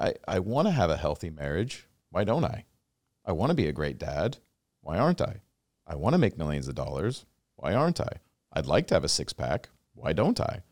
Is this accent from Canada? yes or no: no; Washington, United States; I grew up in Washington State